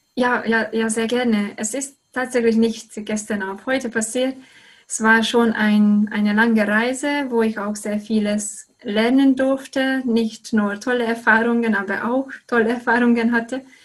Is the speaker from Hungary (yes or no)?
yes; Hungary; German is a second language; moved away as an adult; now in Germany; ich komme aus Ungarn